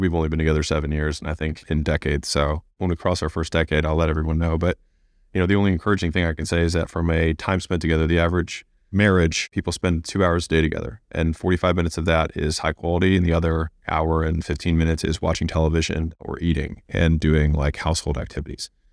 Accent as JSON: {"language": "English", "country": "United States", "tie": "born or raised there", "said": "I was born in America"}